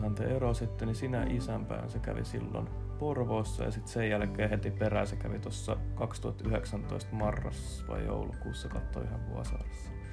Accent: Järvenpää, Uusimaa, Finland; mä oon Järvenpäästä. Järvenpäässä on kaikki paremmin.

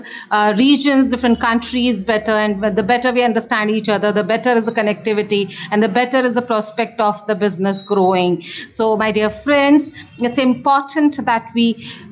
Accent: India; I'm from India

